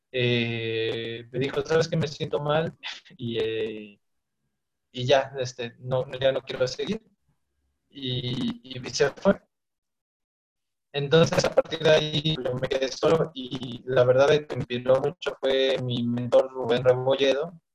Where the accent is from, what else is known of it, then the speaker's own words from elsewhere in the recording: Ixtapaluca, State of Mexico, Mexico; yo soy este, de Ixtapaluca, del Estado de México.